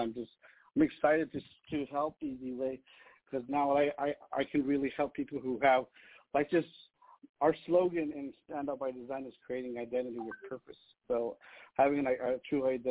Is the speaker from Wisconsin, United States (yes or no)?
no; Los Angeles, California, United States; I grew up in Los Angeles